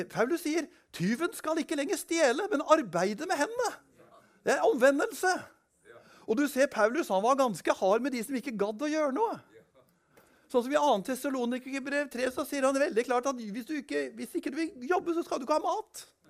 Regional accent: Kongsberg, Buskerud, Norway; Da var jeg da var jeg en del av en ungdomskultur på Kongsberg. Jeg kommer fra Kongsberg

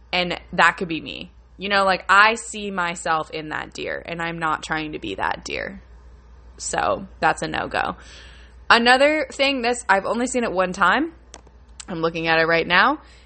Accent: Buffalo, New York, United States; I'm from Buffalo, New York

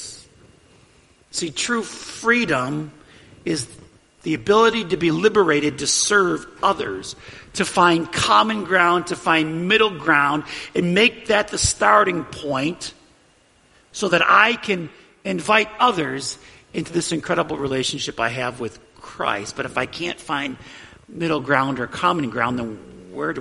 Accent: United States; I value my freedom as an American.

